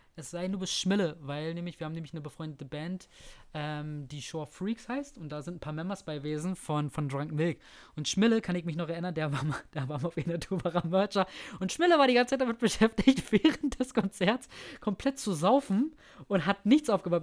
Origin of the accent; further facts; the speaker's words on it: Germany; Bei uns in Deutschland